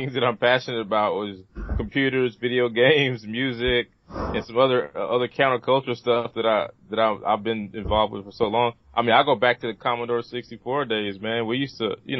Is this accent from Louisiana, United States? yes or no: yes; Vivian, Louisiana, United States; also born or lived in Shreveport, Louisiana / North Carolina; I grew up in Northwest Louisiana, north of Shreveport, a little town called actually Vivian